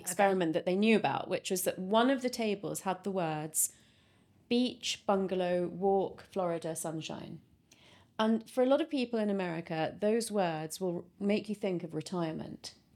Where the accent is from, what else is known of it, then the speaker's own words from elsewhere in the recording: London, United Kingdom; I was brought up in London, um, by parents who had just emigrated from India